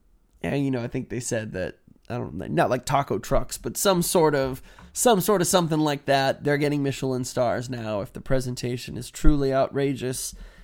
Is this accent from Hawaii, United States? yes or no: no; Houston, Texas, United States; also born or lived in Washington; here I am growing up in Houston and in Washington.